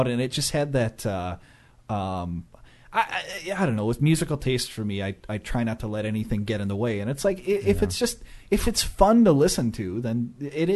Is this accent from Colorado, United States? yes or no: no; Grand Rapids, Michigan, United States; we're from Grand Rapids